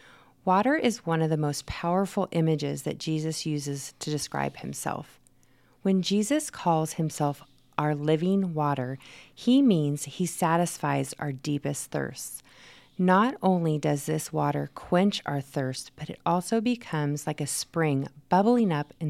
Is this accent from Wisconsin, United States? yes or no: no; Manteca, California, United States; Cows, lots of farms. And there was a sugar plant. So when you drove through Manteca, you knew it because it smell